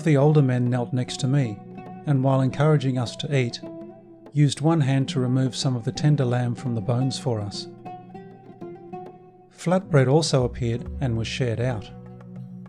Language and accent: English; Australia; first language English